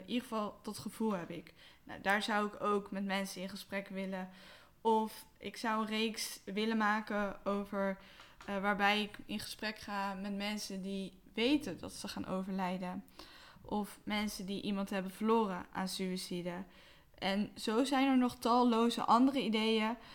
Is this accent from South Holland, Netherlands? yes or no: yes; Westland, South Holland, Netherlands; now in Rotterdam, Netherlands; 29 jaar, opgegroeid in het Westland en ik woon nu in Rotterdam.